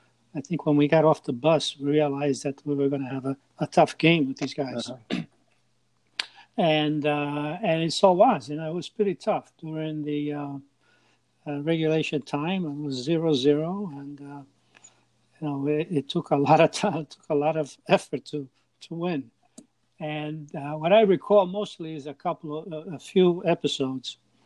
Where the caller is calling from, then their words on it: Port St. Lucie, Florida, United States; Port St. Lucie, Florida.